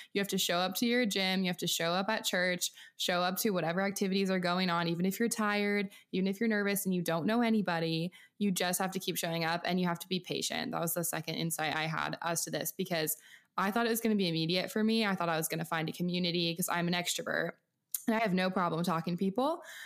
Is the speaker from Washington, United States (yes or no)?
yes; outside of Seattle, Pacific Northwest, Washington, United States; moved away; I'm from small town farm U S A in, um, the Pacific Northwest outside of Seattle